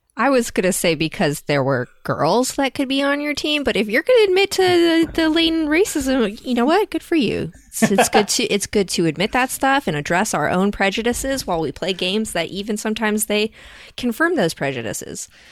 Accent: United States; we as American white people

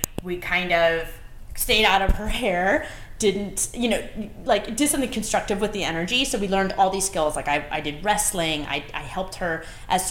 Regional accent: Connecticut, United States; I'm from Connecticut. My family's from Connecticut. And I grew up pretty much middle class, or working class, Irish

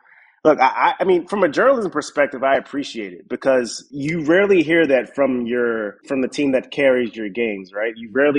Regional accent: New York City, New York, United States; I grew up in Harlem, born and raised. you know, always grew up playing baseball there.

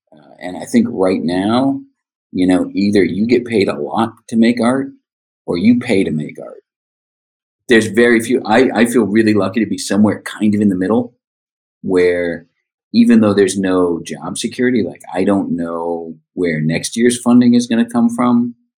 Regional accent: Rhode Island, United States; also born or lived in San Francisco Bay Area, United States; now in Seattle, United States; growing up in Rhode Island.

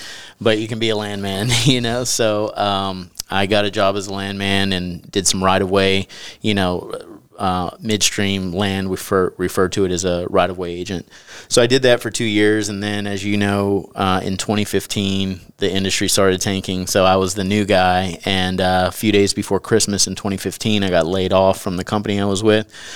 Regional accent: East Texas, United States; I grew up in East Texas

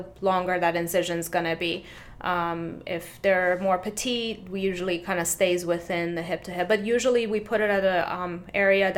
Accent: Tampa, Florida, United States; also born or lived in Philadelphia / Fort Lauderdale / Manhattan; I was raised in Tampa area

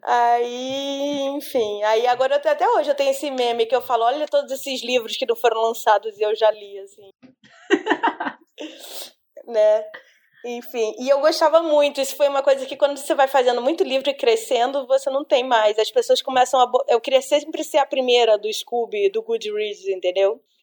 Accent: Brazil; eu sou brasileira

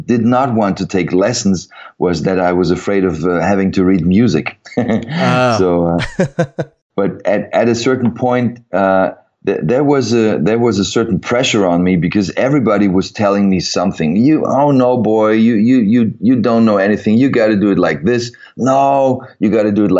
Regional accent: Frankfurt, Hesse, Germany; in pretty much southern part of Germany, Frankfurt area

